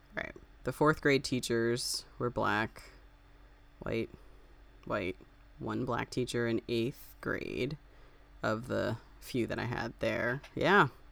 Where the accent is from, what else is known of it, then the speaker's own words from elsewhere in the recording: Springfield, United States; I grew up in Springfield. I went to school in Springfield